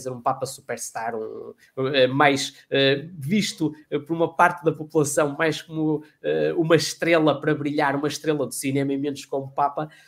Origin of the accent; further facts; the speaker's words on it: Portugal; also born or lived in Azores / Porto